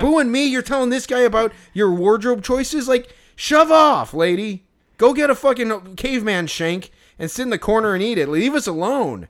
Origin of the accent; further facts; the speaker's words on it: Chicago, Illinois, United States; we're from Chicago.